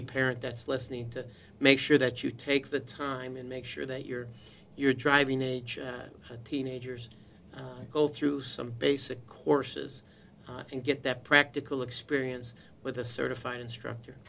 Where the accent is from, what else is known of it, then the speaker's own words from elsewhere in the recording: Juneau, Wisconsin, United States; now in Fort Bend County, Texas, United States; Grew up in a small town of Juneau, uh, Wisconsin, a little over two thousand people